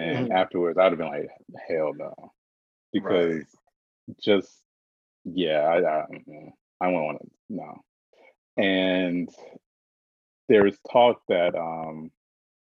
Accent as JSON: {"language": "English", "region": "the South", "country": "United States", "moved": "yes", "said": "I'm from the South"}